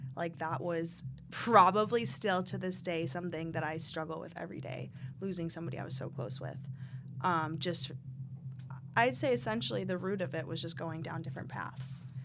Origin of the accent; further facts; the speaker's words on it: Michigan, United States; I grew up in Michigan, in a small town.